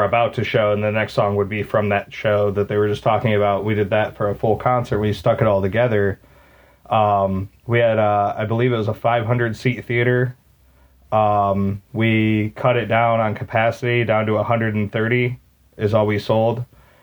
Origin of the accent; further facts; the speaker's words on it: Maumee, Ohio, United States; there's a old movie theater in my hometown of Maumee. It's like a suburb of Toledo.